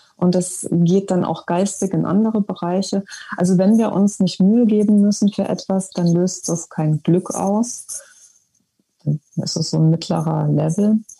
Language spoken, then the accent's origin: German; Germany; als Deutsche identifiziert zu sein im Ausland